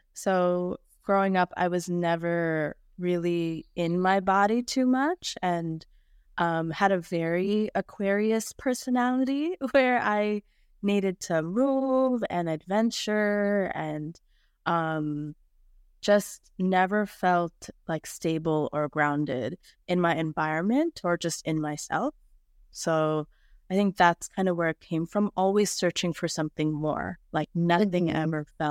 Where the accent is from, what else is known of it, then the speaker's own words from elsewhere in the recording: Michigan, United States; also born or lived in New York / Atlanta; now in Phoenix, United States; No, I lived in Atlanta. Well, I grew up in Michigan. Oh. I lived in New York. I lived in Atlanta.